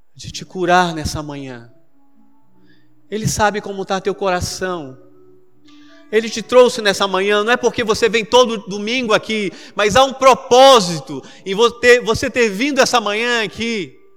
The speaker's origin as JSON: {"language": "Portuguese", "town": "Manaus", "region": "Amazonas", "country": "Brazil", "tie": "born or raised there", "said": "eu me lembro quando eu era adolescente em Manaus"}